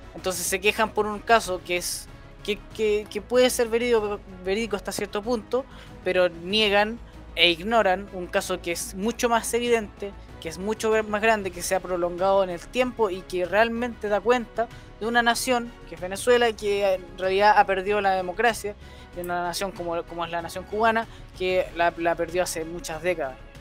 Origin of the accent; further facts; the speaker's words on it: Chile; como chilenos